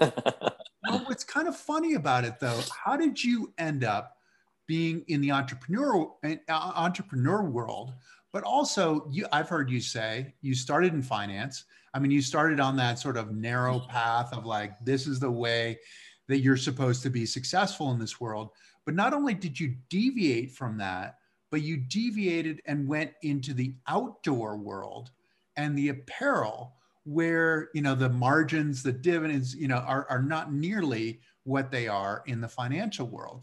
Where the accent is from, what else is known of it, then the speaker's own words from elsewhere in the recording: Massachusetts, United States; I grew up in Massachusetts